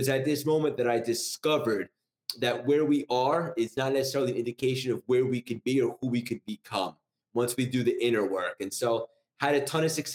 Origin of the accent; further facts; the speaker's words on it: New York, United States; also born or lived in Connecticut; I'm from New York, born and raised. I've been here my whole life, essentially, except for college